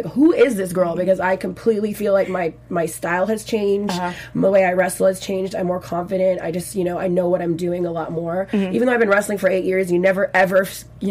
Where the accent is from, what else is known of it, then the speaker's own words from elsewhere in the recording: Victoria, British Columbia, Canada; first language French; English is a second language; We're from the West Coast. We're from Victoria.